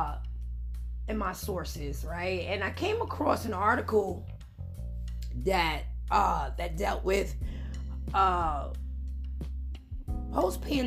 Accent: New York City, New York, United States; I'm from New York

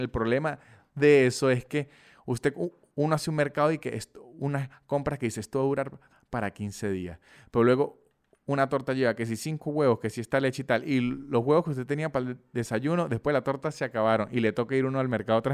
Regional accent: San Cristóbal, Táchira, Venezuela; yo soy de San Cristóbal, una ciudad pequeña de Venezuela

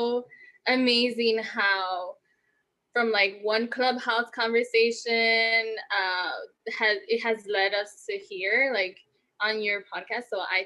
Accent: Chicago, Illinois, United States; I was born and raised in Chicago. I still live here, and still live in the same house that I was born

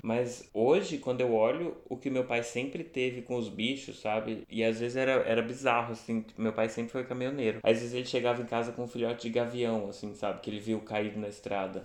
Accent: Franca, São Paulo, Brazil; also born or lived in New Zealand; now in Florianópolis, Brazil; eu sou de Franca, interior de São Paulo

